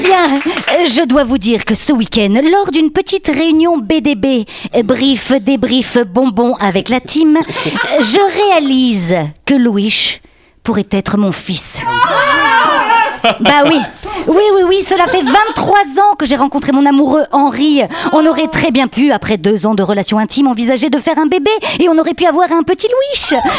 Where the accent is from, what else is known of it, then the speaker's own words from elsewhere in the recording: Belgium; accent: Belgian; avec mon accent belge.